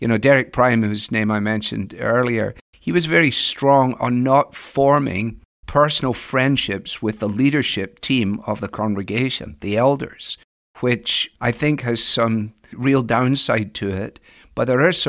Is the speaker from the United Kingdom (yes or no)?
yes; Scotland, United Kingdom; moved away as an adult; now in United States; especially when I was here from Scotland in the 80s at the beginning